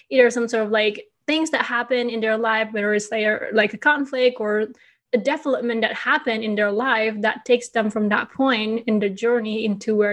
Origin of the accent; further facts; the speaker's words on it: Bali, Indonesia; now in Chicago, United States; But the idea is that my husband and I were thinking, okay, I am from Bali.